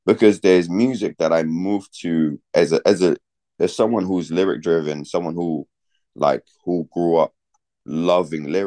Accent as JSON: {"language": "English", "country": "Zimbabwe", "tie": "born or raised there", "moved": "yes", "lives_now": "Ireland", "said": "So I was born in Zimbabwe. I was raised on Kwaito"}